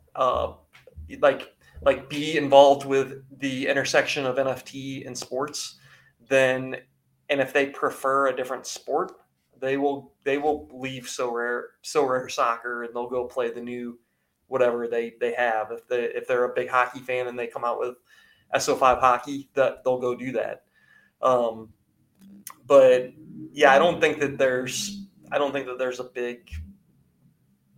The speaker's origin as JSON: {"language": "English", "town": "St. Louis", "region": "Missouri", "country": "United States", "said": "I'm from St. Louis"}